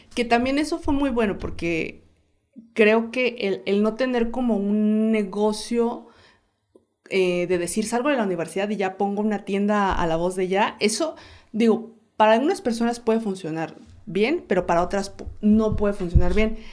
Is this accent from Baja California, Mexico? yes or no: no; Oaxaca de Juárez, Oaxaca, Mexico; also born or lived in Guanajuato; soy originaria de Oaxaca, Oaxaca